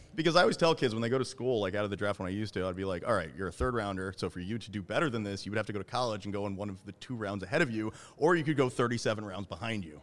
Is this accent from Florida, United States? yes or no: yes; Florida, United States; I'm from Florida